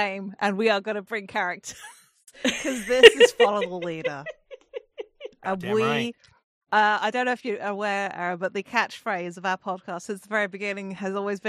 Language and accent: English; England, United Kingdom; I mean, I am English, so I am like probably 70% water-based creature at this point. Tiny, shitty little island that we are.